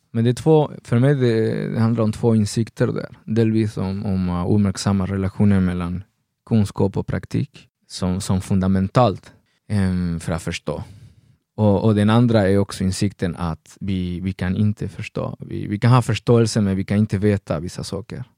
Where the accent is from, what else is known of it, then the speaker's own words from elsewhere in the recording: Argentina; moved away as an adult; now in Sweden; jag växte upp i Argentina